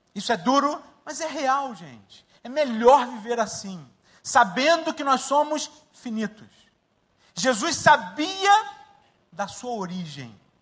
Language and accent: Portuguese; Rio de Janeiro, Brazil; moved away as an adult; also born or lived in Mangueira, Rio de Janeiro / Jacarepaguá, Rio de Janeiro / Linhares, Espírito Santo; now in Dakar, Senegal; Nasci na favela da Mangueira e fui para Marechal e passei minha vida toda em Marechal